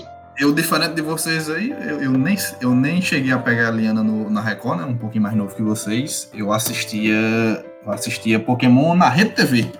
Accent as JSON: {"language": "Portuguese", "town": "Jericó", "country": "Brazil", "tie": "born or raised there", "said": "Jericó, que foi onde eu cresci"}